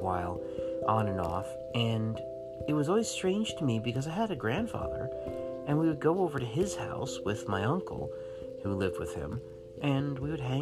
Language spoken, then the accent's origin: English; Florida, United States; born or raised there; also born or lived in San Diego, California